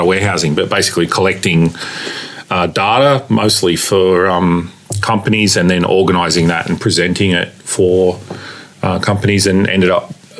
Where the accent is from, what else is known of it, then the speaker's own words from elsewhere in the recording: Cranbourne, Victoria, Australia; I grew up in Cranbourne, which is, you know, part of the area that I represent now in Southeast Metro.